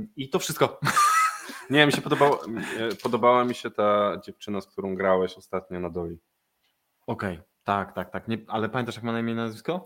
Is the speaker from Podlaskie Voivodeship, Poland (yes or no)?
no; Wrocław, Lower Silesian Voivodeship, Poland; jestem z Wrocławia i improwizuję we Wrocławiu